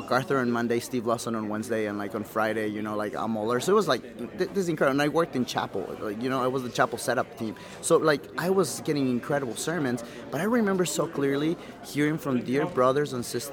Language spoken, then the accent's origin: English; Quito, Pichincha, Ecuador; I was born and raised in Quito, Ecuador